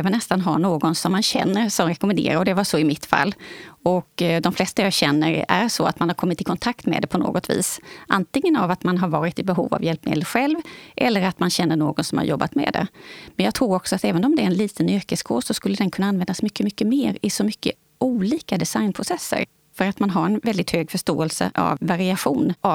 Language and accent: Swedish; Växjö, Kronoberg County, Sweden